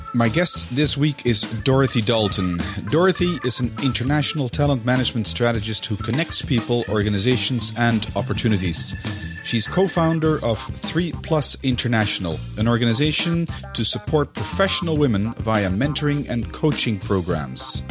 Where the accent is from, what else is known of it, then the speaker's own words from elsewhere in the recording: Netherlands; now in Brussels, Belgium; my, my home country, which is the Netherlands